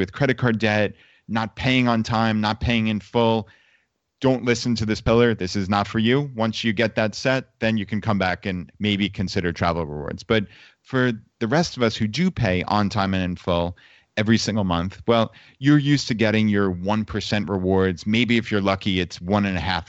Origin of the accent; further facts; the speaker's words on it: New York, United States; moved away; we're from New York, actually. So my parents and my in-laws all came down and left from the New York City airport